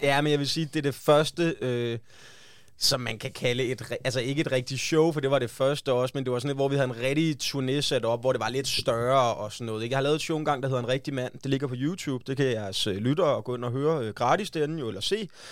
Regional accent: West Jutland, Central Denmark Region, Denmark; now in Copenhagen, Denmark; jeg kommer fra Vestjylland

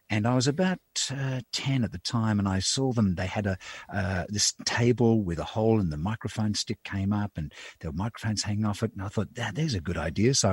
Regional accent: Melbourne, Victoria, Australia; I grew up in East St Kilda. It's uh, it was actually uh, interesting growing up uh, in the when I was born in '51. Mm. Um, so I'm in my 70th year now

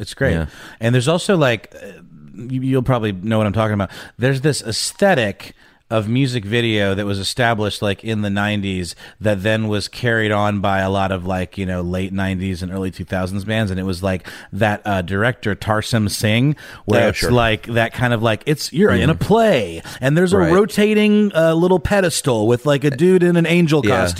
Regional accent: Augusta, Georgia, United States; In the town where I grew up in Augusta, Georgia, we had like sort of like a local Rush Limbaugh equivalent

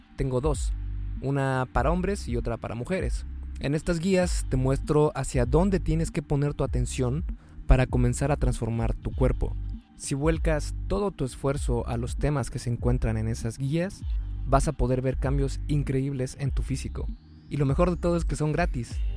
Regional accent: Mexico; yo soy de México

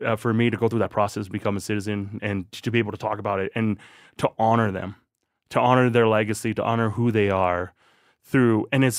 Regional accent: Thailand; born there; I'm not considered a citizen of Thailand, you know, but I was born in Thailand. So I am.

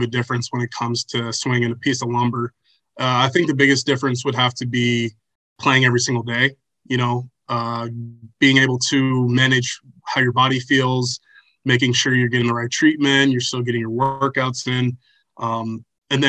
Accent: Chandler, Arizona, United States; I grew up in Chandler, Arizona

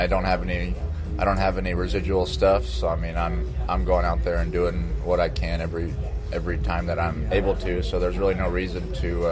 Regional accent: Texas, United States; moved away as an adult; now in Los Angeles, United States; I'm definitely a Texan

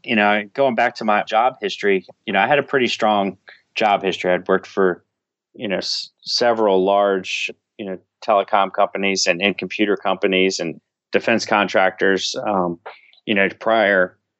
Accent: Washington, District of Columbia, United States; I grew up in, uh, right outside of, uh, Washington, D C. went to high school in, in D C

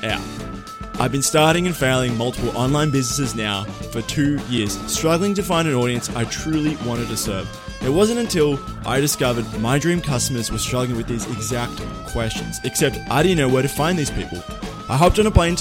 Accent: Melbourne, Victoria, Australia; moved away; my hometown of Melbourne

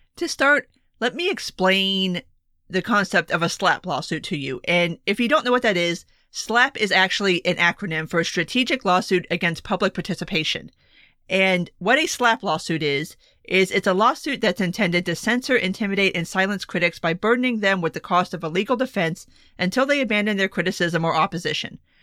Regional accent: South Florida, United States; My home state

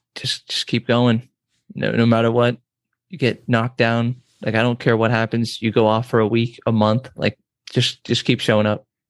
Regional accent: San Diego, California, United States; now in Nebraska, United States; I'm from San Diego

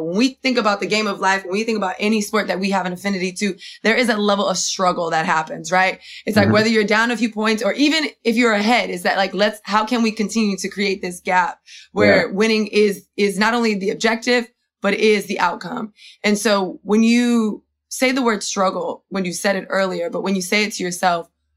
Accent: Miami, Florida, United States; I'm from Miami, Florida

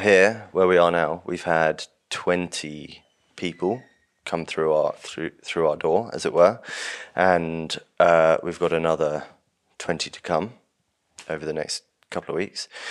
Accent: London, United Kingdom; I grew up in Urbanite in London, vegetarian

